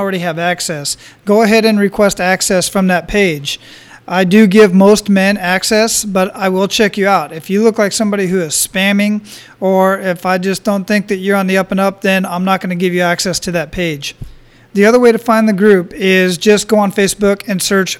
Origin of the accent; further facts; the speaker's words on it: Phoenix, Arizona, United States; moved away as an adult; also born or lived in El Paso / San Antonio / Killeen; now in Oahu, United States; I was born and raised in Phoenix, Arizona